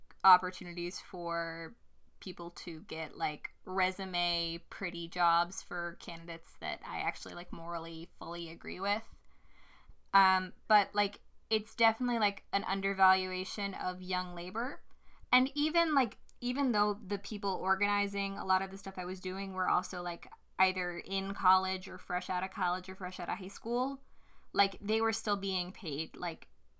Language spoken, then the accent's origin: English; Virginia, United States; I did a lot of political interning in my home state in the U.S. of Virginia.